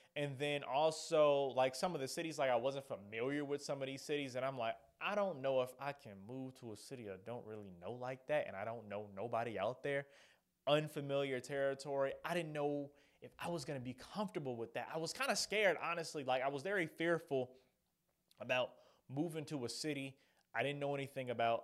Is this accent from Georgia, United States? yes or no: yes; Atlanta, Georgia, United States; stay here in my home city, my home state